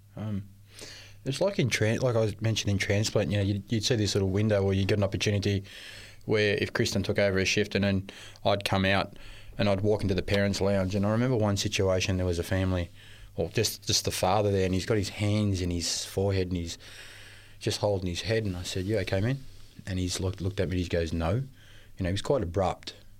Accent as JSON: {"language": "English", "town": "Melbourne", "region": "Victoria", "country": "Australia", "tie": "born or raised there", "said": "I was born in Melbourne to, um, uh, Maltese parents."}